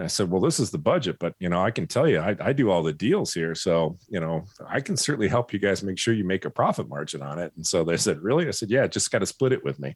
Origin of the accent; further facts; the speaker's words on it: Michigan, United States; I grew up in Michigan